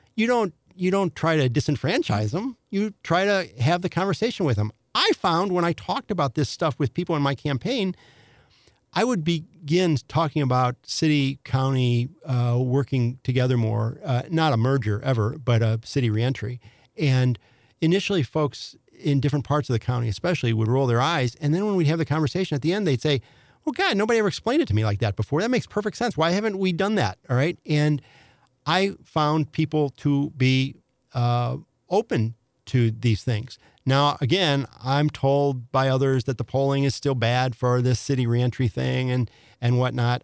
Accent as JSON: {"language": "English", "town": "Affton", "region": "Missouri", "country": "United States", "tie": "born or raised there", "also_born_or_lived": "St. Louis (The Hill)", "said": "I was raised in Afton by parents who left the city when I was about five."}